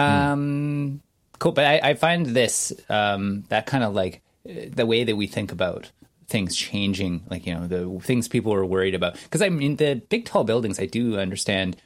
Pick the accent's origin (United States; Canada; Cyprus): Canada; I'm Canadian